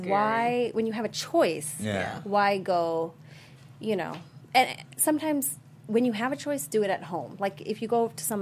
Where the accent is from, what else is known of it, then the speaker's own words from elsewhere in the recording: Sri Lanka; moved away; I was born in Sri Lanka.